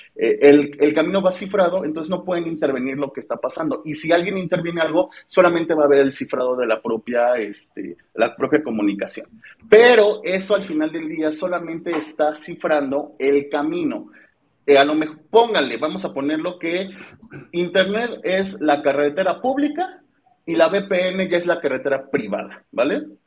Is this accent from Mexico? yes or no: yes; Mexico